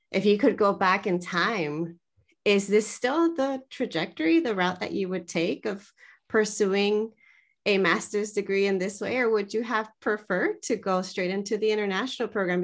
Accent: United States; moved away as an adult; also born or lived in California; I open my mouth and people instantly know I'm from the US

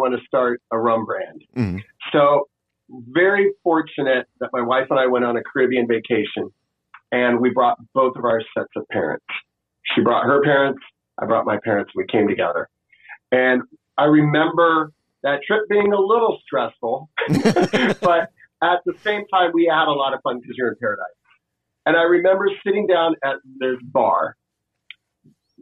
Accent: Florida, United States; moved away as an adult; also born or lived in Washington, D.C. / San Francisco; now in Austin, United States; growing up in Florida

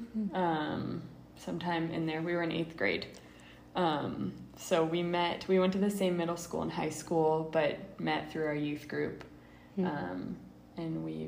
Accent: Orange County, California, United States; moved away as an adult; now in Uganda; I grew up in Orange County. Like, I never really left Orange County for a while

